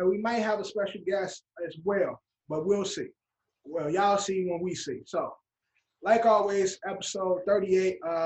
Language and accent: English; Chicago, Illinois, United States; I'm from Chicago